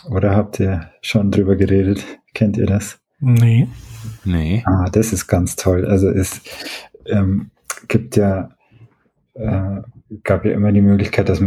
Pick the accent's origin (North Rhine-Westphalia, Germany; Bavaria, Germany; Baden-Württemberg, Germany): Bavaria, Germany; Oberstdorf; Ich bin aus Oberstdorf im, im Oberallgäu und ich habe da viele Aufnahmen so zur Ortsgeschichte und die sind natürlich im Dialekt die meisten